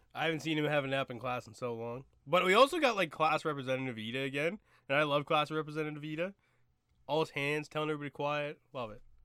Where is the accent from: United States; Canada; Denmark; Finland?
Canada; As a Canadian, it is in, like, it is in my genetic coding to let somebody else go ahead of me